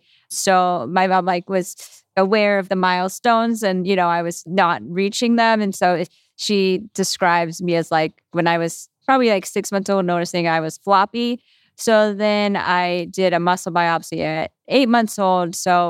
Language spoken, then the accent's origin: English; Massachusetts, United States; I'm 29. I'm from the Boston suburbs, and I've been in the rare disease community my whole life